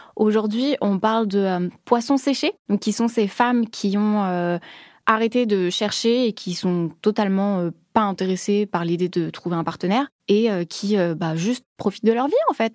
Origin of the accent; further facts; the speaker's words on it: France; moved away as an adult; now in Tokyo, Japan; en tant que Française